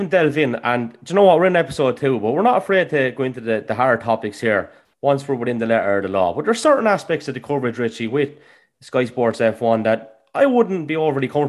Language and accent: English; Ireland; Coming from Ireland, we're very quick as a nation to run down people